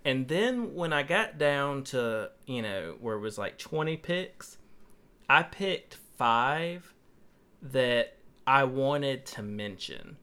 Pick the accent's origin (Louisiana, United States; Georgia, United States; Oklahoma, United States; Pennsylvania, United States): Georgia, United States; Toddleton; had most of his, you know, younger years growing up on Toddleton, Georgia